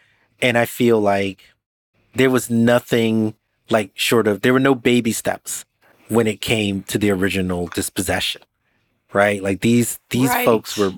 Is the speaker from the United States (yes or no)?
yes; New York, United States; As a New Yorker